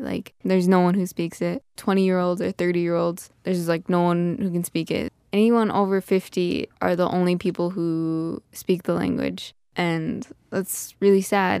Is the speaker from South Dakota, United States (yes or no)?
yes; Red Scaffold, South Dakota, United States; I grew up on Cheyenne River in a community on the west side called Red Scaffold